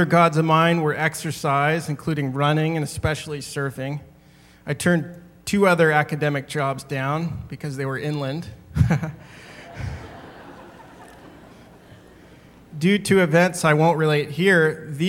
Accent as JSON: {"language": "English", "region": "Northern Virginia", "country": "United States", "tie": "born or raised there", "also_born_or_lived": "San Diego, California", "moved": "as an adult", "said": "I was born in Northern Virginia on October 5th, 1974"}